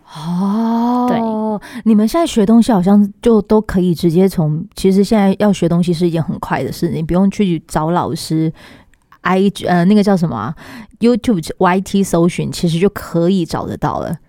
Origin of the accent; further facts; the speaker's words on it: Pingtung County, Taiwan; 屏东，我是屏东人